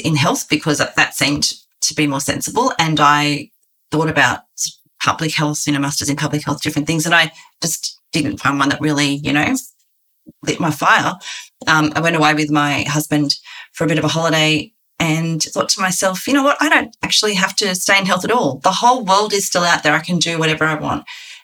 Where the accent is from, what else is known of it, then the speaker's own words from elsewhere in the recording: Sydney, New South Wales, Australia; also born or lived in rural Victoria; I moved to Sydney and we grew up in Western Sydney where I went to the local schools.